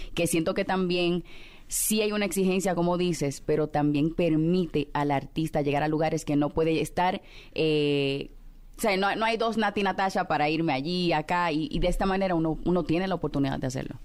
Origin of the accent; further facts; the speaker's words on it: Dominican Republic; En la República Dominicana, que es de donde soy